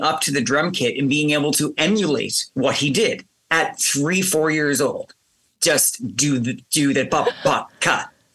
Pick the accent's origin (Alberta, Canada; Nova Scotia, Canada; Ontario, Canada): Nova Scotia, Canada; Sydney; also born or lived in Halifax, Nova Scotia; Where I grew up in Sydney